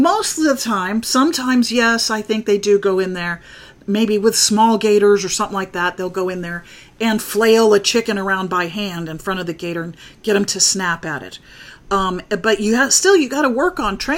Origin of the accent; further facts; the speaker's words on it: Florida, United States; also born or lived in North Dakota; now in Huntsville, United States; I grew up in Florida